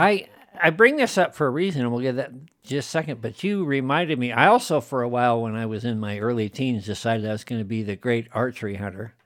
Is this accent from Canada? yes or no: no; Wyoming, United States; moved away as an adult; I'm like a fifth generation native and been around these parts